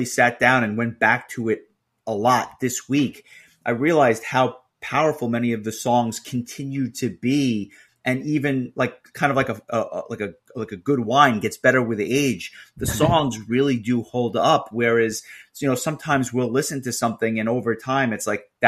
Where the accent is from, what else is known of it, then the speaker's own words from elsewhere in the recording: New York City, New York, United States; I as a New Yorker, as someone who is, I live and work in New York City